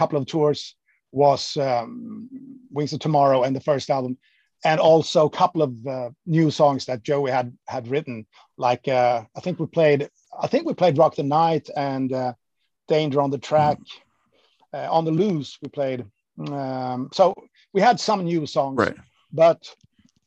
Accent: Sweden; moved away as an adult; my hometown, which was kind of 20 minutes away from where the guys in … lived

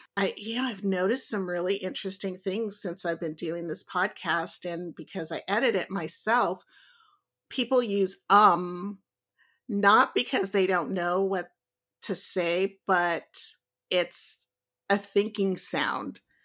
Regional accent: Lomita, California, United States; growing up in Lomita

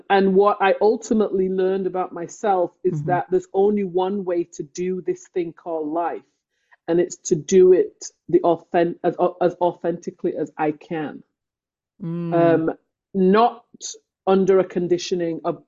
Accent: England, United Kingdom; moved away as an adult; now in Canada; I was born in England. I grew up in England

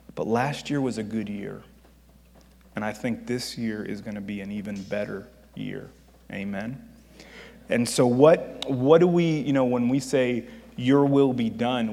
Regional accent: Miami, Florida, United States; moved away as an adult; also born or lived in Virginia / Missouri; I am from Miami

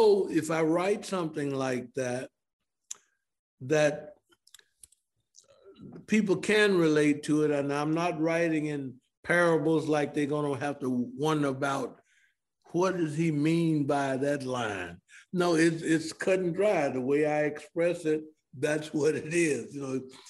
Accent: Memphis, Tennessee, United States; now in Atlanta, United States; Growing up in Memphis

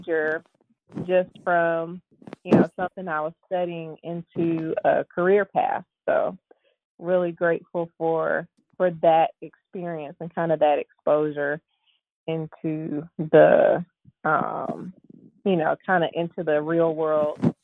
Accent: Birmingham, Alabama, United States; now in Memphis, United States; I am originally from Birmingham, Alabama, and now I'm in Memphis, Tennessee

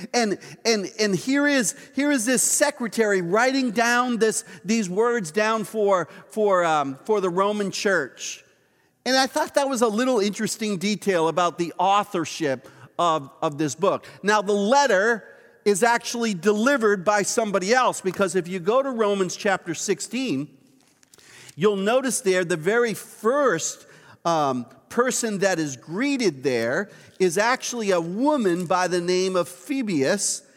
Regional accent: Boston, Massachusetts, United States; moved away; I grew up just outside of Boston at a place called Dorchester.

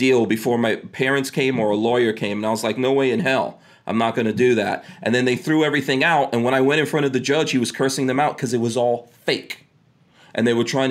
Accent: New York City, New York, United States; also born or lived in Caribbean; I grew up in New York City

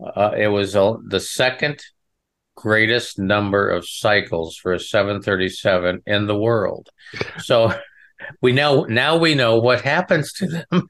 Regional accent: Western Nebraska, United States; I'm from the Midwest. I, you know, I'm, was born in Western Nebraska on a ranch

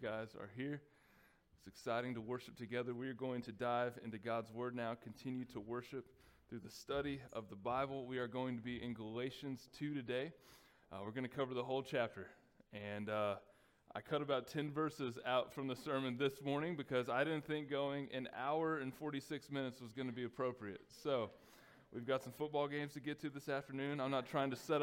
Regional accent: Texas, United States; growing up in Texas

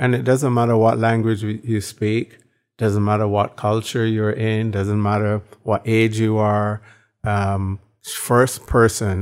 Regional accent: Barbados; moved away; born in Barbados

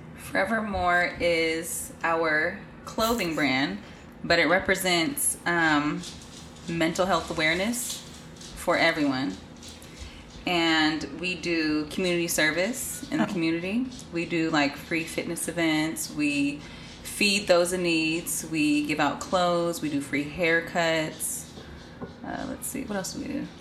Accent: Bay Area, California, United States; also born or lived in Florida; from the Bay Area.

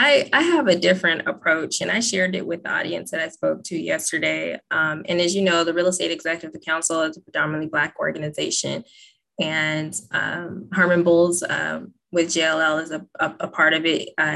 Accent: Texas, United States; accent: Valley; also born or lived in California / Oregon; I was born in California and I talk Valley. I speak Valley. And then right. I was raised in Texas. And then I, you know, finished up in Oregon.

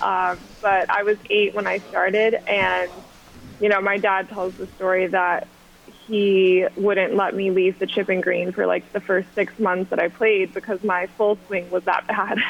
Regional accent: Augusta, Georgia, United States; moved away as an adult; also born or lived in South Carolina; now in New York City, United States; I grew up in Augusta, Georgia

